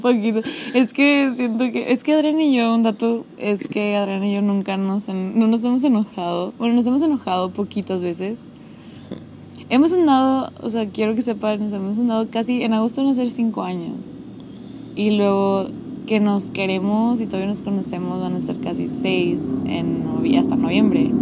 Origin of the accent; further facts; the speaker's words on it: Monterrey, Nuevo León, Mexico; moved away as an adult; now in McAllen, United States; los dos somos de Monterrey